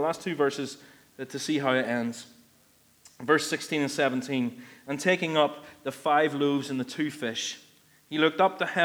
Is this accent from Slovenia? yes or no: no; Ballymena, Northern Ireland, United Kingdom; I'm from Ballymena and I'm stingy.